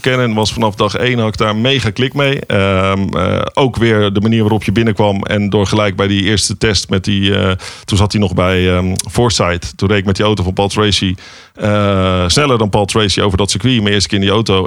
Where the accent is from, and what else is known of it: Netherlands